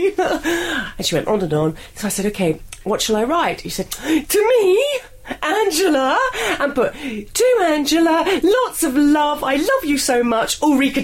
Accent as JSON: {"language": "English", "region": "London", "country": "United Kingdom", "tie": "born or raised there", "said": "Me, London. I'm London born and bred."}